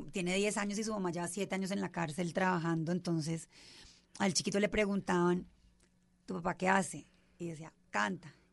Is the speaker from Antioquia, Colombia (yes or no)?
no; Bogotá, Colombia; also born or lived in Cali; Siempre he vivido aquí en Bogotá